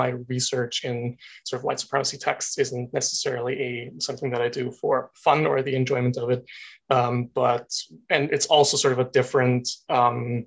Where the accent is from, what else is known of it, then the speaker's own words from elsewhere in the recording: Austria; moved away as an adult; now in Canada; An international student. I am from Austria